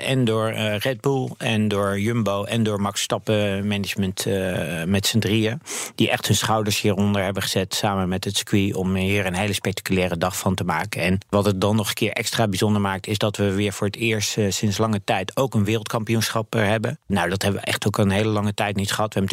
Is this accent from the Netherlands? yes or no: yes; Netherlands; als Nederlanders.